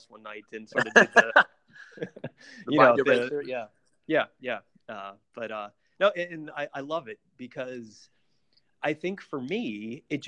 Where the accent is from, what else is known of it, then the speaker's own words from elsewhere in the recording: Pittsburgh, Pennsylvania, United States; where I grew up in the Pittsburgh area